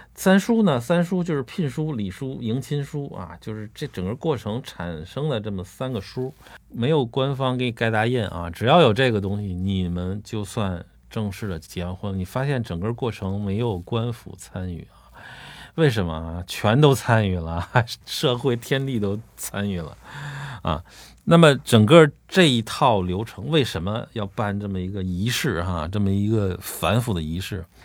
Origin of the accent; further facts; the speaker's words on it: China; 我们中国人祖先